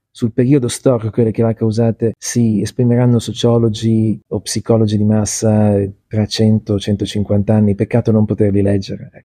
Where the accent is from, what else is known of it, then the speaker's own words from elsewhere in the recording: Milan, Lombardy, Italy; sono nato l'11 giugno 1966 a Milano